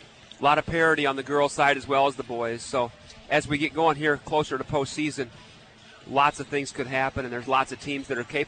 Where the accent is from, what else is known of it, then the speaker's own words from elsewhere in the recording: Marshalltown, Iowa, United States; I grew up in Marshalltown.